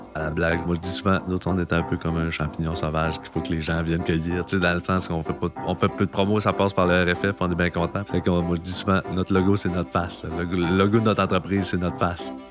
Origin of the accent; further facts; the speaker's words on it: Carleton-sur-Mer, Quebec, Canada; je viens de, ben, de Carleton, j'ai grandi ici